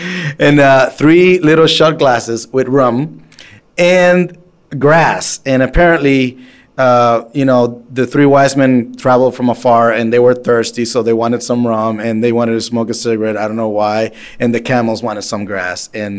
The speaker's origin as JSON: {"language": "English", "country": "Dominican Republic", "tie": "born or raised there", "moved": "yes", "said": "growing up in Dominican, my mom used to have me put under the tree three things."}